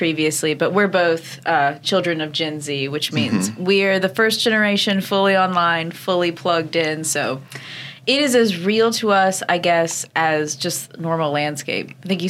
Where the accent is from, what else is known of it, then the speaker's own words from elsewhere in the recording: New York, United States; So growing up in New York and being interested in photography, I feel like those go so well together